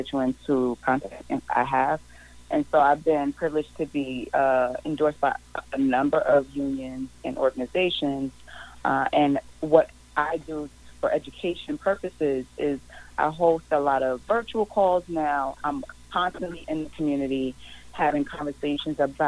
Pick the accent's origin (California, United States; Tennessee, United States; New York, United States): New York, United States; New York City; I grew up in Harlem, you know, on welfare, food stamps, Medicaid, all of these social welfare programs